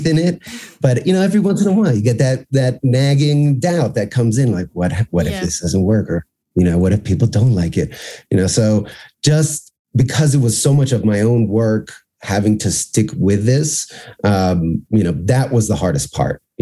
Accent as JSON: {"language": "English", "town": "Miami", "region": "Florida", "country": "United States", "tie": "born or raised there", "also_born_or_lived": "New York", "said": "I grew up in Miami, lived in New York for a while, but we live in Miami"}